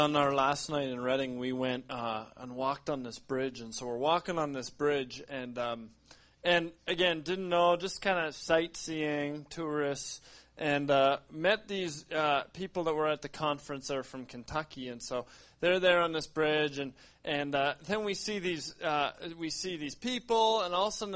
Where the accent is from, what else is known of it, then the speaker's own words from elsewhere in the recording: Canada; We're from Canada